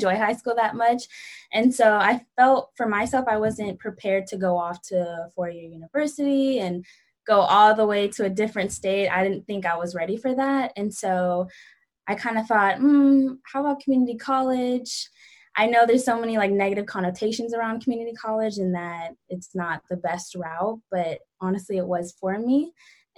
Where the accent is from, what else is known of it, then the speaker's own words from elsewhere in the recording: Bay Area, Northern California, United States; I'm from the Bay Area, like Northern California